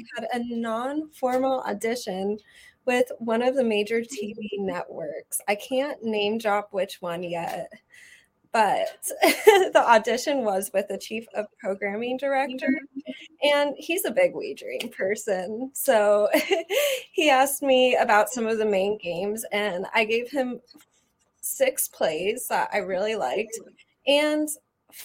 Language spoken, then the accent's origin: English; Las Vegas, Nevada, United States; my hometown, Las Vegas